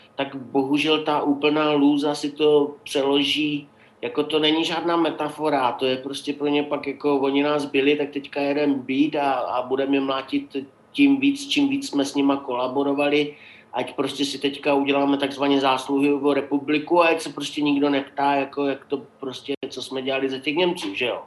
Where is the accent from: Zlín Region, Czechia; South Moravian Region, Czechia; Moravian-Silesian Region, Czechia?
Moravian-Silesian Region, Czechia; Opava; moved away; also born or lived in Jeseníky; já jsem z Opavy, takže jako tam bylo německý obyvatelstvo ze sedmdesáti procent